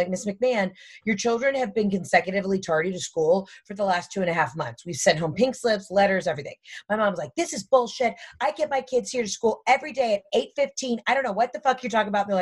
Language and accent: English; the South, United States